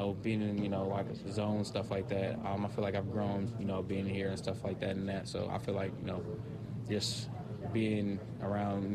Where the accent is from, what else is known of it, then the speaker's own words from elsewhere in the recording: Cincinnati, Ohio, United States; moved away as an adult; now in Green Bay, United States; I'm from Cincinnati